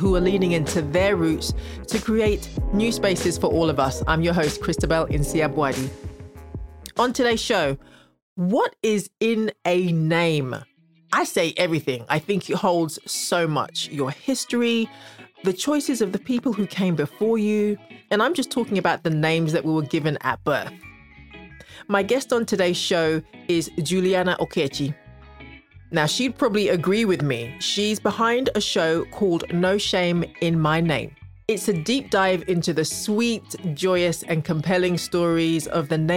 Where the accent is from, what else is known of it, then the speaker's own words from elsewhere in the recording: United Kingdom; growing up in the UK with the name that I have